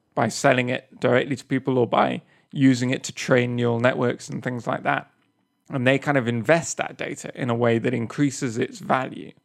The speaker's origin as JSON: {"language": "English", "region": "England", "country": "United Kingdom", "moved": "yes", "said": "I'm English"}